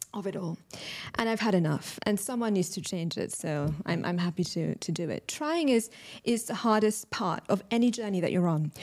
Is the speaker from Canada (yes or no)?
no; London, United Kingdom; moved away as an adult; now in Dubai, United Arab Emirates; I'm British Pakistani, born and raised in London, recently moved to Dubai last year